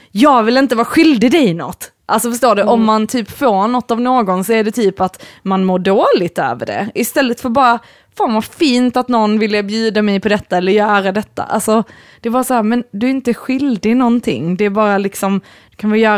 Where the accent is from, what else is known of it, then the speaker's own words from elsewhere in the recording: Sweden; Men sen, jag vet inte om det är så här att vi är väldigt svenskar.